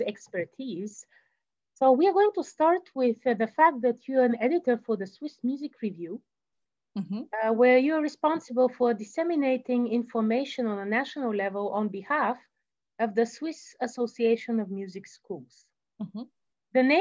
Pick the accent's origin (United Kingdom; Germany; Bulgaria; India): Bulgaria; I come from Bulgaria